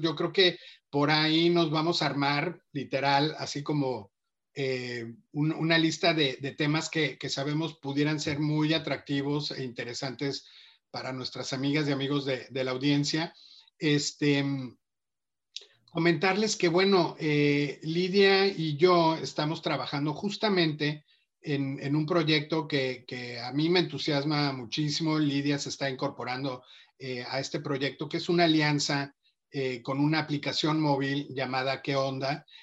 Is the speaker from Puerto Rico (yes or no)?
no; Mexico; cómo somos los mexicanos